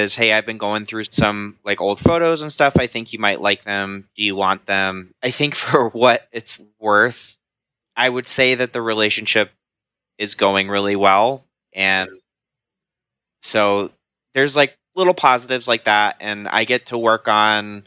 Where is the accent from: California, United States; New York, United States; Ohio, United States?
Ohio, United States; Columbus; I am 29 years old now, and I am from Columbus, Ohio